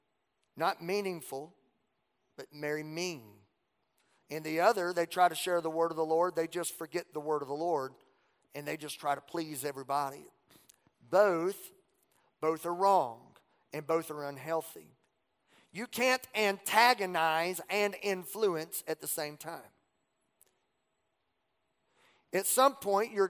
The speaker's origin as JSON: {"language": "English", "region": "Southwest Louisiana", "country": "United States", "tie": "born or raised there", "said": "growing up in Southwest Louisiana, we didn't have a mall"}